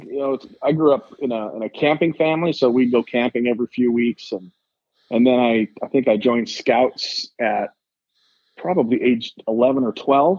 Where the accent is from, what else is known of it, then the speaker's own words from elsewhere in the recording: Mesa, Arizona, United States; I was born in Mesa, Arizona, raised in Arizona. I never left, so I am literally about 5 miles from the hospital I was born at.